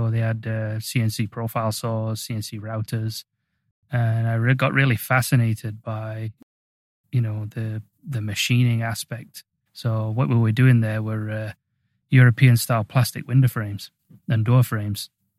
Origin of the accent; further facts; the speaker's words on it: Swallownest, Yorkshire and the Humber, United Kingdom; So I grew up in a little village just on the outskirts of Sheffield called Swallownest. And it was had about 5,000 to 6,000 people in there.